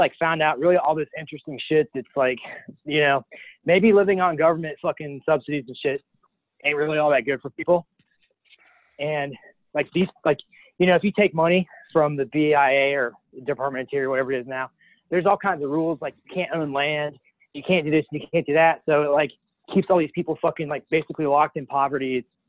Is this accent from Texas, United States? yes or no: no; Appalachian foothills, Ohio, United States; I'm from the Appalachian foothills, so I'm like your fucking Indian guy down there.